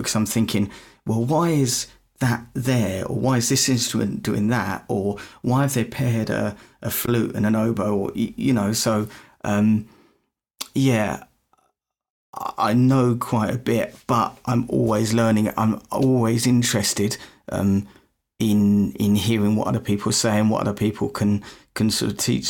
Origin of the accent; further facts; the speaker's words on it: United Kingdom; probably can tell by the accent, I'm not from Canada, not from America, I'm from the UK